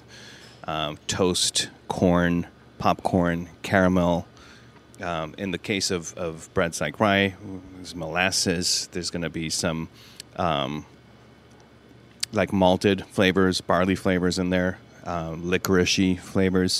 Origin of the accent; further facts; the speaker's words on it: Mexico City, Mexico; I was born in Mexico City